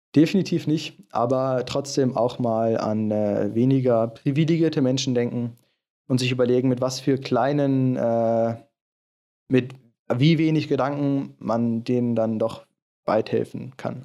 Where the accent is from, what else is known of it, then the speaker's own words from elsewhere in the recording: Germany; ich komme aus Deutschland